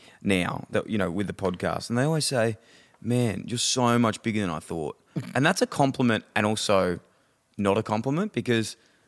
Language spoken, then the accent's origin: English; Ballarat, Victoria, Australia; It takes me back to being in Ballarat because I'm a boy from Ballarat.